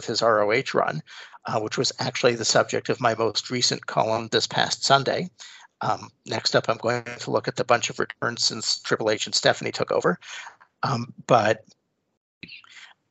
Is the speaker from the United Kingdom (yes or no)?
no; Canada; as a Canadian wrestling fan